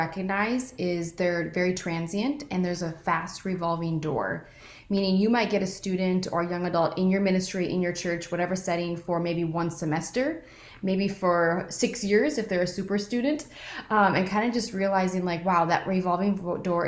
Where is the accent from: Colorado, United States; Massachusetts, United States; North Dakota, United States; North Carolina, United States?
North Dakota, United States; I'm from North Dakota.